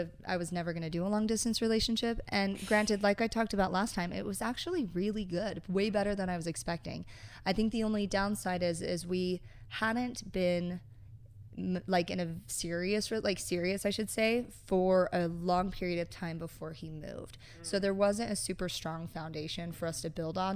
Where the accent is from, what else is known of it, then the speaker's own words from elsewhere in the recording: Utah, United States; also born or lived in California / Salt Lake City, Utah; I'm from Utah, born in California, but raised here pretty much the whole time. And yeah, grew up mostly in Utah County